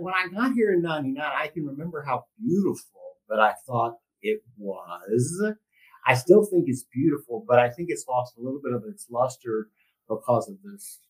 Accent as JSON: {"language": "English", "region": "Texas", "country": "United States", "tie": "born or raised there", "moved": "as an adult", "lives_now": "San Diego, United States", "said": "I grew up in Texas"}